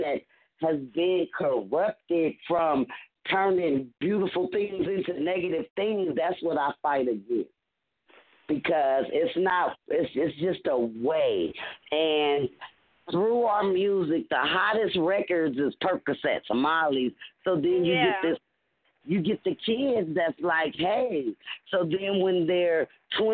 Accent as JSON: {"language": "English", "town": "Los Angeles", "region": "California", "country": "United States", "tie": "born or raised there", "said": "four females born and raised in Los Angeles"}